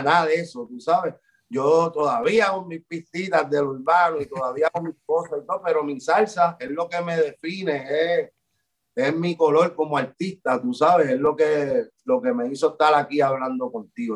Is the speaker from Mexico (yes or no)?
no; Puerto Rico